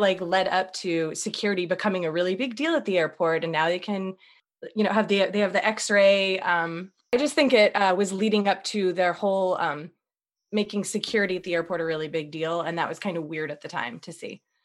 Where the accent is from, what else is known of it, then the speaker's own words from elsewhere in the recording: Boston, Massachusetts, United States; I'm from Boston. So I was actually in Boston